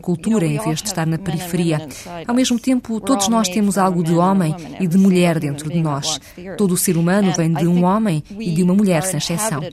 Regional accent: Minnesota, United States; O meu segundo romance passava-se numa versão da minha cidade natal, no Minnesota

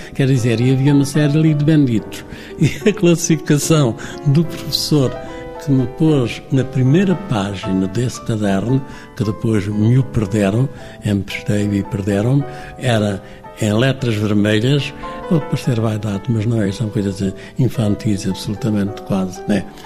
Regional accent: Monchique, Algarve, Portugal; moved away as an adult; now in Lisbon, Portugal; No liceu foi um colégio na minha terra e entrei mais tarde porque tinha que se fazer exame de admissão

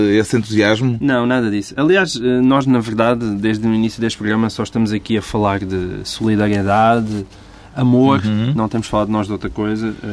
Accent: Portugal

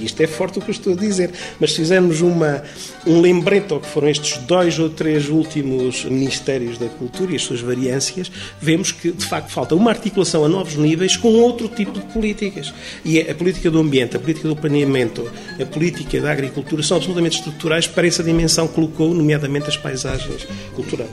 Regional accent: Trás-os-Montes, Portugal; eu sou transmontano

